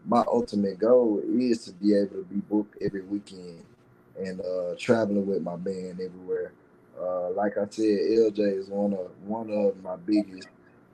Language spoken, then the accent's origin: English; Laurel, Mississippi, United States; also born or lived in Bassfield, Mississippi; Laurel is my city. My city roots and my country roots is Bashville